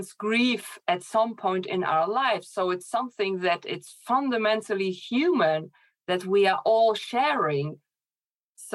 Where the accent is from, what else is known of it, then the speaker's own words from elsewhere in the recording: Germany; moved away as an adult; also born or lived in Poland; now in Netherlands; I grew up in Poland and in Germany, actually. I lived in Poland for 6 years, and then I moved to Germany.